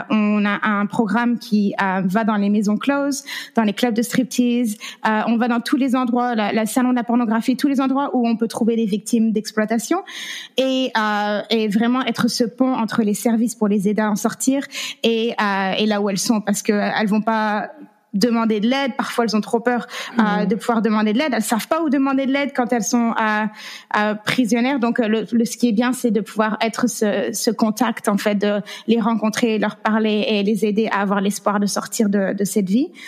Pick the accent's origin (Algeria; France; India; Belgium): France; also born or lived in Las Vegas / California; now in Oklahoma, United States; je suis française. J'ai grandi en France. ça fait neuf ans que je suis aux États-Unis